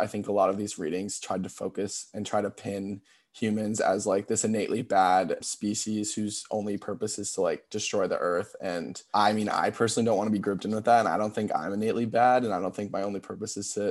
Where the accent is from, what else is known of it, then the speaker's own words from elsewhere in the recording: Cape Cod, Massachusetts, United States; I'm from Cape Cod, Massachusetts. So it's kind of like an island town